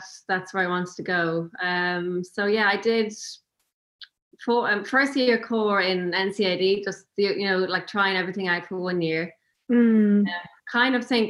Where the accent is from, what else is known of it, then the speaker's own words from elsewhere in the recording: Cavan, County Cavan, Ireland; also born or lived in London; now in County Louth, Ireland; I'm originally from Cavan, but we moved to County Louth, just along the coast